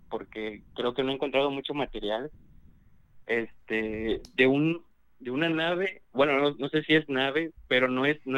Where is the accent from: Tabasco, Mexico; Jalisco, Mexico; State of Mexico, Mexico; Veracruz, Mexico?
Veracruz, Mexico; De Veracruz.